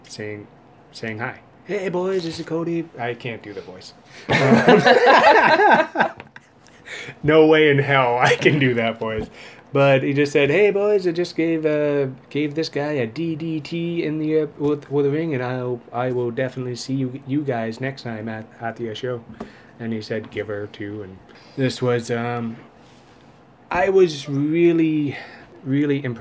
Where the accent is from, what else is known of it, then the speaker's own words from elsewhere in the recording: Welland, Ontario, Canada; moved away; I'm originally from Welland